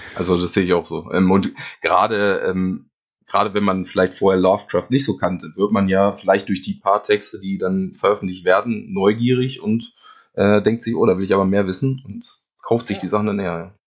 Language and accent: German; near Hanover, Lower Saxony, Germany; Niedersachsen ist richtig. Also ich komme aus der Nähe von Hannover